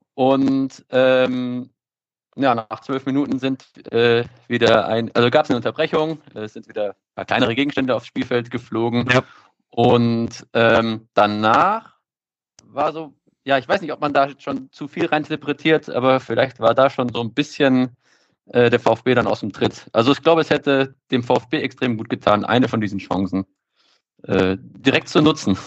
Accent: Stuttgart, Baden-Württemberg, Germany; moved away as an adult; now in Bochum, Germany; ich bin ähm, in Stuttgart aufgewachsen, im Stuttgarter Norden

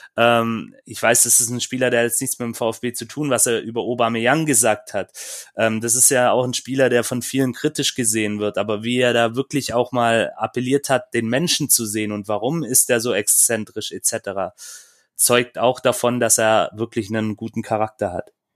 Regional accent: Böblingen, Baden-Württemberg, Germany; ich war in Böblingen, ist ja meine Heimatstadt.

